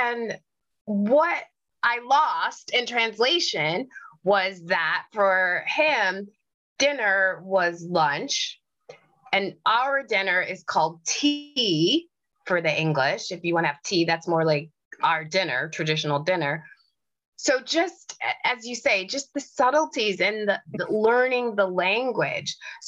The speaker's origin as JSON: {"language": "English", "country": "United States", "moved": "as an adult", "lives_now": "England, United Kingdom", "said": "I found living here in England that when people hear my voice, they say, oh, you're American."}